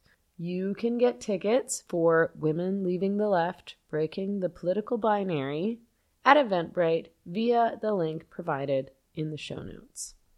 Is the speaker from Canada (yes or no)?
yes; Canada; As a lifelong feminist and leftist, born and raised in Canada